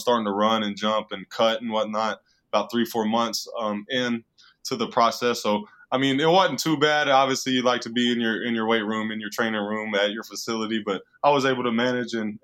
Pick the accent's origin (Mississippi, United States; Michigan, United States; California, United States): Mississippi, United States; moved away; Growing up in Mississippi